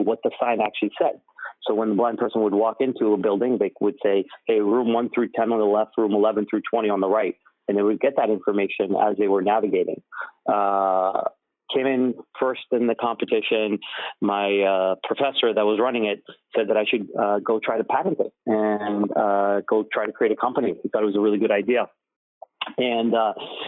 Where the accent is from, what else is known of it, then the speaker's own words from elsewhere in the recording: Somerville, Massachusetts, United States; I grew up in Somerville, first generation, typical immigrant childhood.